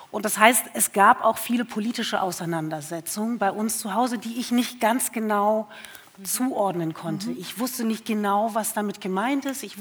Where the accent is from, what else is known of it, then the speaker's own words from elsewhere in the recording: Germany; born there; zwischen Herkunft vielleicht meines Vaters und aber meinem Geburtsort hier in Deutschland.